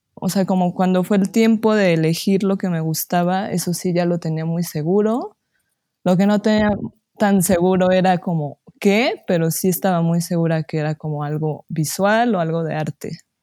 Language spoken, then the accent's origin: Spanish; Pachuca, Hidalgo, Mexico; soy de Pachuca, Hidalgo